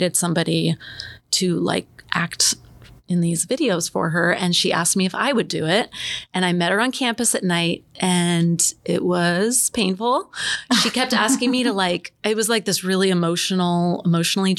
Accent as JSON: {"language": "English", "town": "Gresham", "region": "Oregon", "country": "United States", "tie": "born or raised there", "also_born_or_lived": "Bay Area / Corvallis", "moved": "as an adult", "said": "born and raised in Gresham, went to Barlow"}